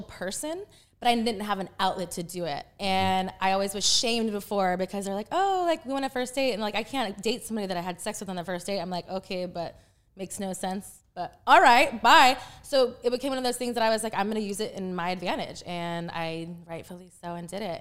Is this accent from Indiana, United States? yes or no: no; Texas, United States; moved away as an adult; also born or lived in Panama; now in California, United States; I was born in Panama, and then I was raised in Texas from three to twenty-one